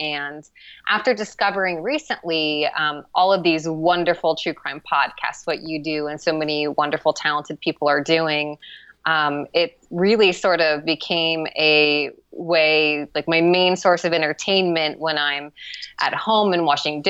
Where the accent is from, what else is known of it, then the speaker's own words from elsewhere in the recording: Midwest, United States; I think like Idaho, or I'm from the Midwest. I should know this, but like one of the Midwestern states